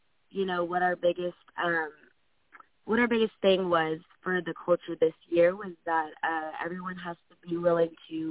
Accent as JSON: {"language": "English", "town": "Dallas", "region": "Texas", "country": "United States", "moved": "yes", "lives_now": "Los Angeles, United States", "said": "I'm from Texas. I'm from Dallas, so it's easy to go back and forth for the tournaments out there. But I live in California, in L.A."}